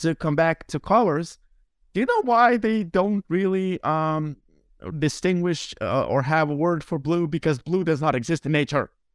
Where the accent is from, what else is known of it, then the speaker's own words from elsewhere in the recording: Lithuania; first language Lithuanian; English is a second language; my native language, Lithuanian